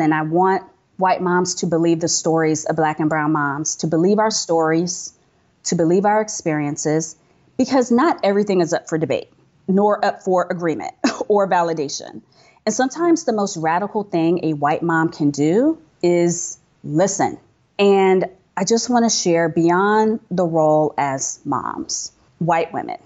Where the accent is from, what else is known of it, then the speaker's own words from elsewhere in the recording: United States; I'm American